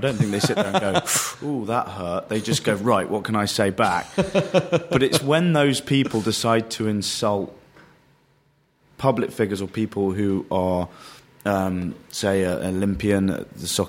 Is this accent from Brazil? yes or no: no; London, United Kingdom; I would consider myself a Londoner